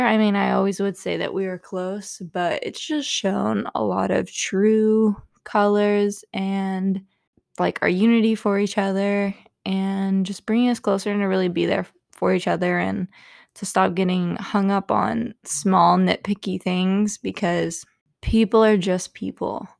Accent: Texas, United States; growing up in Texas

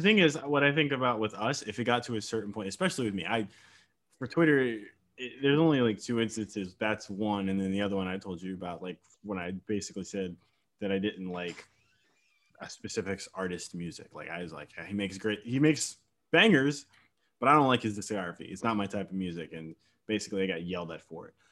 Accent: Virginia, United States; I'm from Virginia, but I'm not like part of the DMV area

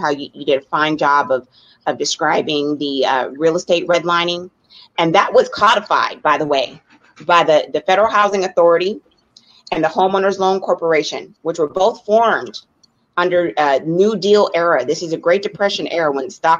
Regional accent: Colusa County, California, United States; also born or lived in Oakland, California; I grew up in a predominantly white community in Colusa County. I was born in Oakland, California, but I spent my childhood in that community

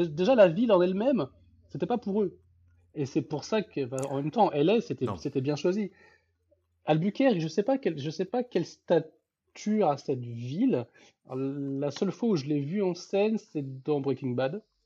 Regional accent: France; en tant que Français

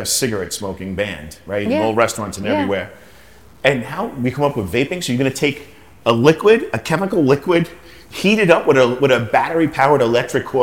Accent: New York, United States; now in Miami, United States; I come from New York, I come from a humble place

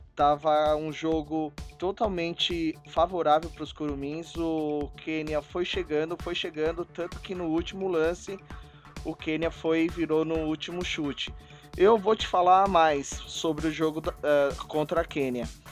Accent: Brazil; Eu sou brasileiro

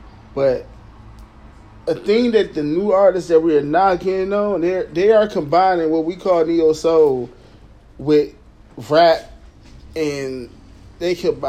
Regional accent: Detroit, Michigan, United States; I'm from Detroit City.

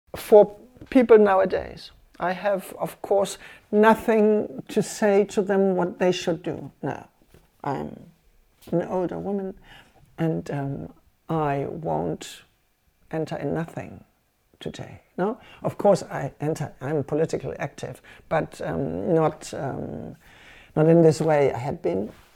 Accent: Germany; English is a second language; moved away as an adult; now in Cuba; for some Cubans, I was German.

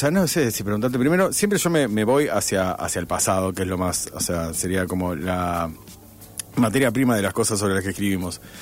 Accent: Rosario, Santa Fe, Argentina; soy rosarina. Bien, de los pocos, de los pocos rosarinos que quedan en Rosario.

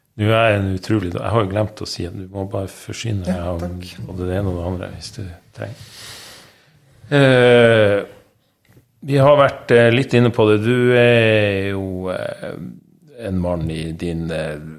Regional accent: Northern Norway, Norway; moved away; jeg er nordlending

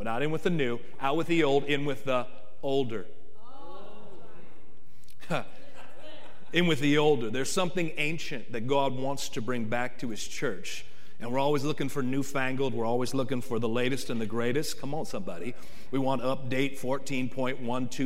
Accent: Oakland, California, United States; moved away as an adult; I'm from East Central Oaktown, Oakland, born and raised

